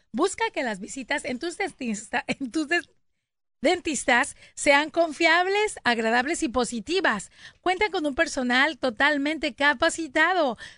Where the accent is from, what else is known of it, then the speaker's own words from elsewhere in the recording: Mexico; La onda es de que los afectados somos los mexicanos.